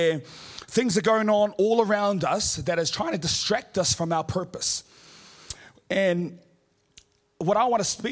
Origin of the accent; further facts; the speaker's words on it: Auckland, New Zealand; I'm from Auckland